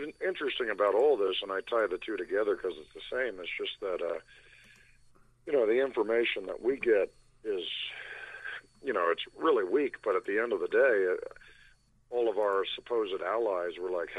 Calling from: Colorado, United States; Hey, Mike, it's … in the People's Republic of Colorado.

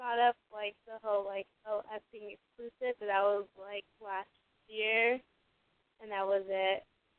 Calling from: Riverside, California, United States; I'm 20 and I'm calling from Riverside.

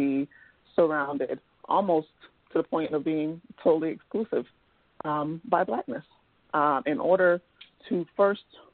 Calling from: Washington, District of Columbia, United States; I'm calling from the Washington, D.C. area

